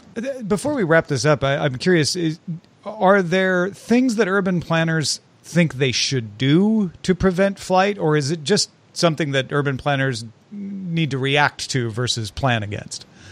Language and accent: English; near St. Louis, Missouri, United States; moved away; I grew up near Saint Louis.